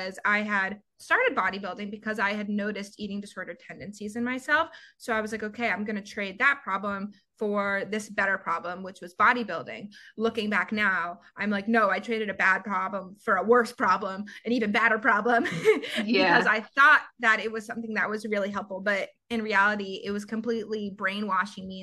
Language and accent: English; Georgia, United States; moved away as an adult; also born or lived in Summit, New Jersey / Florida / Chicago; now in Los Angeles, United States; I'm born and raised in Georgia